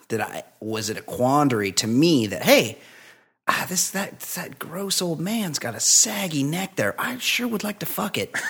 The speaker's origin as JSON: {"language": "English", "region": "West Coast", "country": "United States", "said": "I'm from the West Coast"}